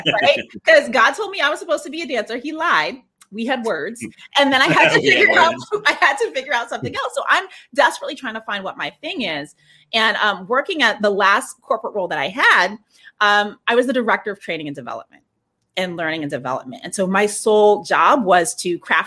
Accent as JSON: {"language": "English", "region": "West Coast", "country": "United States", "tie": "born or raised there", "also_born_or_lived": "New York City, United States / Prince George's County, Maryland, United States", "moved": "as an adult", "said": "I grew up on the West Coast, came to New York for school"}